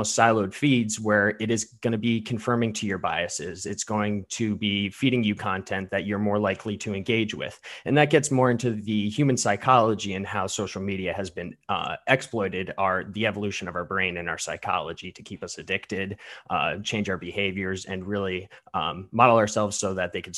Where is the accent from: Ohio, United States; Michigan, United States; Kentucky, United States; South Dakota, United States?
Ohio, United States; Medina; I'm from Matthews District in Ohio, hailing from Medina, Ohio.